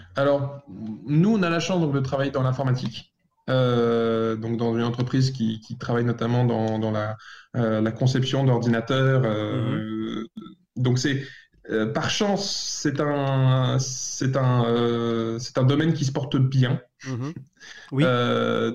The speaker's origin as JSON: {"language": "French", "country": "France", "moved": "yes", "said": "en tant que Français"}